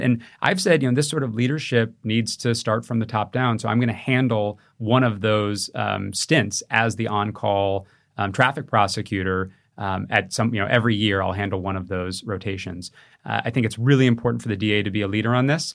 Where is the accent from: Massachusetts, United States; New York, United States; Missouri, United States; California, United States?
California, United States; Growing up in California